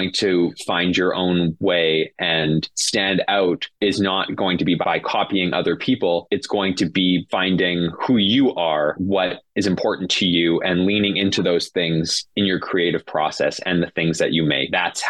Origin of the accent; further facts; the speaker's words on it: Canada; We really want our campaign to be accessible to everyone because we're Canadian